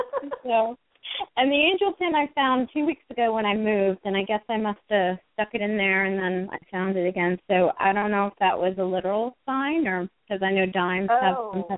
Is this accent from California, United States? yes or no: no; New Jersey, United States; born or raised there